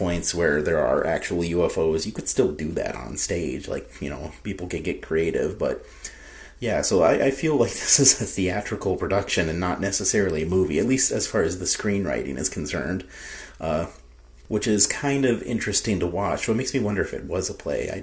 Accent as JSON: {"language": "English", "region": "New Mexico", "country": "United States", "tie": "born or raised there", "also_born_or_lived": "Chicago, Illinois, United States", "said": "I'm from New Mexico originally. I mean, I was born in Chicago, but I was like 6 months old when I moved to New Mexico. So basically from New Mexico. I got to grow up in the state"}